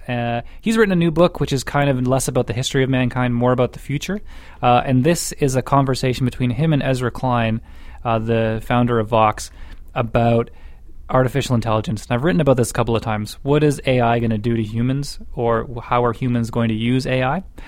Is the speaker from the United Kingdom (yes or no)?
yes; Scotland, United Kingdom; now in Alberta, Canada; from being Scottish